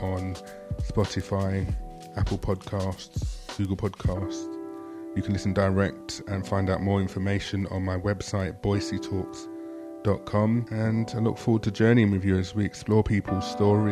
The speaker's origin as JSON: {"language": "English", "region": "London", "country": "United Kingdom", "tie": "born or raised there", "said": "an Arsenal fan who was born and raised in London"}